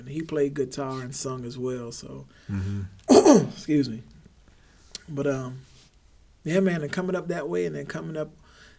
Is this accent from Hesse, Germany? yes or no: no; Heidelberg, Baden-Württemberg, Germany; born there; also born or lived in Texas; So I was born in Heidelberg, Germany. My family hails from New Orleans, Louisiana.